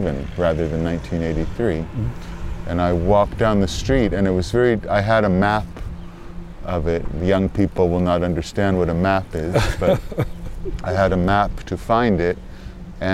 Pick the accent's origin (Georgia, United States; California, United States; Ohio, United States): California, United States; Los Angeles; moved away as an adult; also born or lived in London; now in Berlin, Germany; California, Hollywood